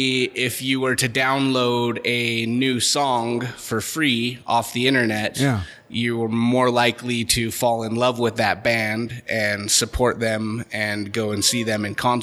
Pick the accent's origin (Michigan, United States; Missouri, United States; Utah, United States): Utah, United States; Holladay; also born or lived in Sandy, Utah; Grew up in Holiday, Utah.